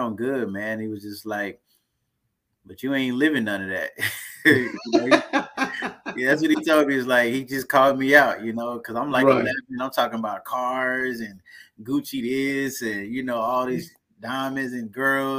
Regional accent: Texarkana, Texas, United States; now in Killeen, United States; I was born in Texarkana, Texas

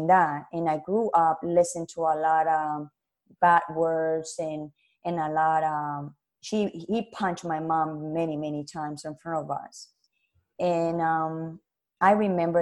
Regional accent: Colombia; English is a second language; moved away; also born or lived in Canada; we was living in Canada and my father and my mother decided to go back to my country where I'm original are. I'm from Colombia.

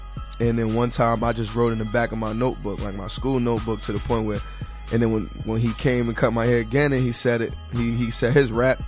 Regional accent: New York City, New York, United States; I'm from Harlem, so we kind of got like that calm tone a little bit.

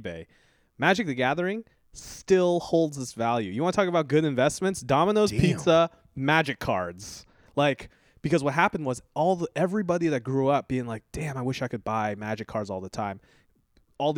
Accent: Santa Cruz, California, United States; now in Los Angeles, United States; my hometown of Santa Cruz

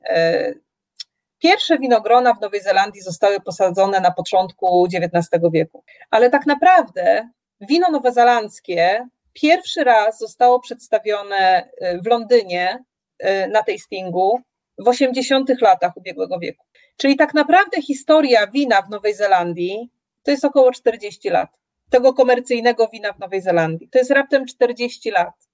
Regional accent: Poland; moved away as an adult; now in Nelson, New Zealand

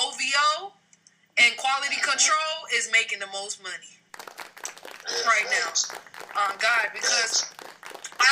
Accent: New Jersey, United States; now in Atlanta, United States; I'm from Jersey, and when I came to Atlanta

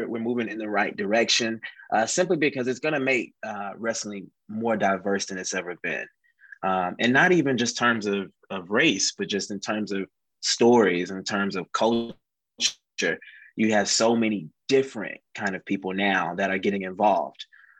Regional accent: the South, United States; you know, we're from the South. We don't know how to handle that snow.

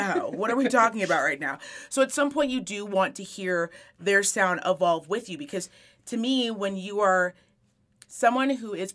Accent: Reno, Nevada, United States; I am born and raised in Reno, and I have never left.

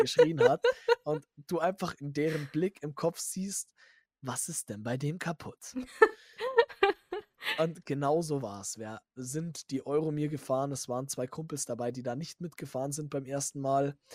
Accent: Bavaria, Germany; bei uns in Bayern

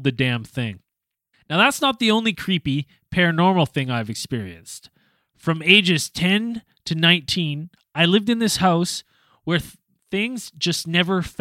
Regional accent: West Kelowna, British Columbia, Canada; my parents' home that I grew up in West Kelowna there

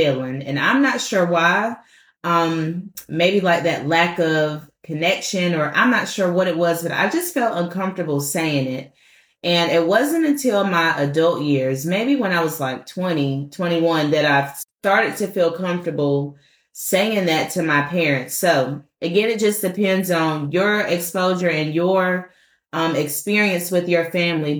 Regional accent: Washington, District of Columbia, United States; moved away; I'm from Washington, D.C. originally.

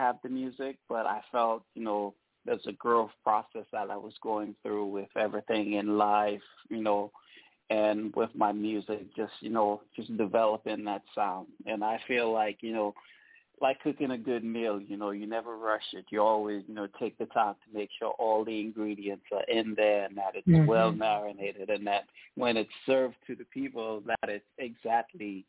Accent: New York City, New York, United States; My home state, you know, where I grew up, I spend most of my time is New York City

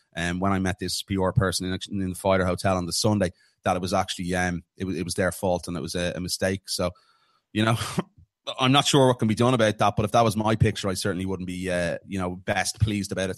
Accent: Ireland; being an Irishman

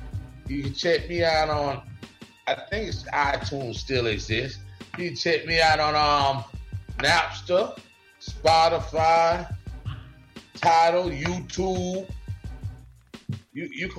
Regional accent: Bahamas; I actually caught that shit because, you know, I'm from the Bahamas. So when they say, they don't say Scavella over there, they say Scavala.

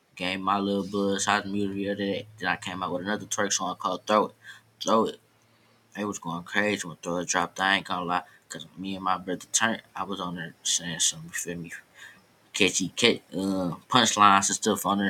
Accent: Detroit, Michigan, United States; Same school, same neighborhood. I'm from East Warren

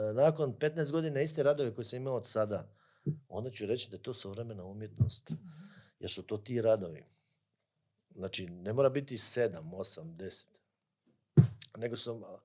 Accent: Croatia; kod nas u Hrvatskoj

